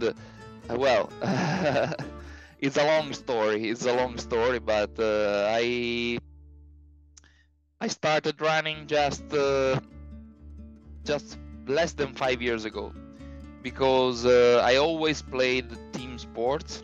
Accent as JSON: {"language": "English", "town": "Tortona", "region": "Piedmont", "country": "Italy", "said": "I am from Italy, the town is called Tortona. It is halfway between Milan and Genoa."}